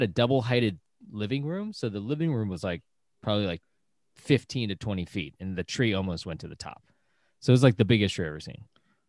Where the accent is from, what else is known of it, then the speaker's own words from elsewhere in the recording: United States; Yeah, because I grew up in America. So I only had my parents, and you know, instead of giving me red envelopes, they just gave me presents under the tree.